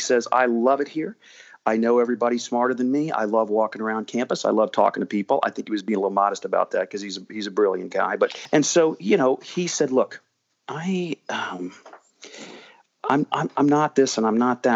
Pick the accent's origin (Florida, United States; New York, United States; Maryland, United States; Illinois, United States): Maryland, United States; College Park; also born or lived in Washington, D.C.; I grew up in College Park Woods